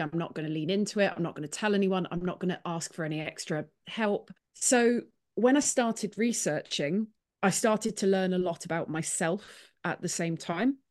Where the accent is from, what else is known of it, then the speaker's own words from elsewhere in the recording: Clonakilty, Munster, Ireland; now in Nottingham, United Kingdom; I'm from Clonakilty in Ireland. I'm actually from a village outside of it